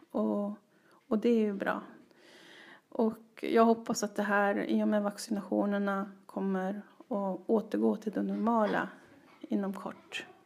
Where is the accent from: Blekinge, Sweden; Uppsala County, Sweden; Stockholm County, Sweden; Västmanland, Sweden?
Blekinge, Sweden; Ronneby; also born or lived in Västerås; Så växte jag upp i Ronneby och i Västerås.